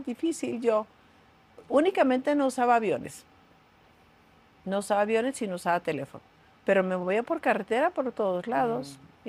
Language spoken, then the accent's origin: Spanish; Tijuana, Baja California, Mexico; Yo realmente me crié en Tijuana